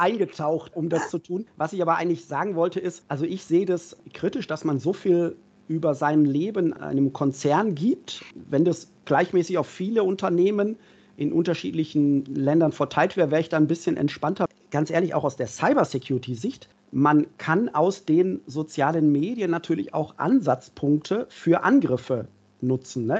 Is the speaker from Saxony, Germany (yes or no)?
no; Berlin, Germany; Jetzt als Berliner